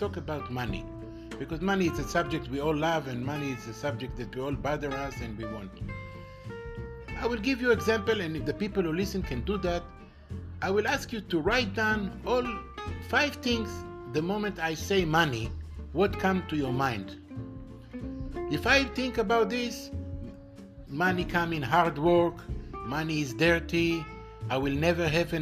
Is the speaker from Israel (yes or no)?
yes; Israel; I'm from Israel. I'm living in Israel